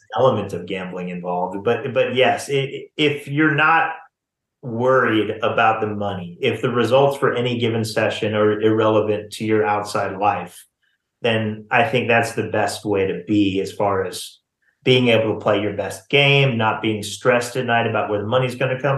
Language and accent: English; Missouri, United States; I grew up in Missouri.